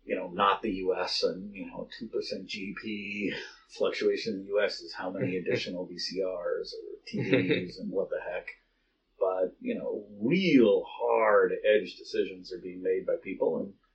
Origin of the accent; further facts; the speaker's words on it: Boise, Idaho, United States; growing up in Boise, Idaho, where I grew up